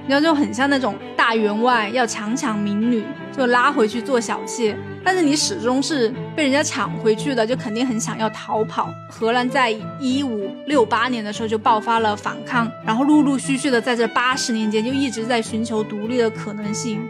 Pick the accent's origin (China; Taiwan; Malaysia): China; 我们中国人